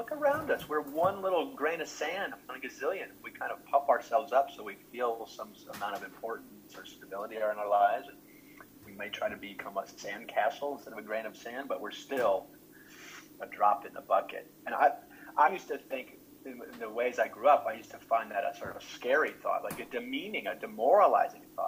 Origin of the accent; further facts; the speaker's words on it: Chicago, Illinois, United States; also born or lived in St. Louis / Milwaukee; I grew up in Chicago mostly, but also St. Louis, and spent some time in Milwaukee.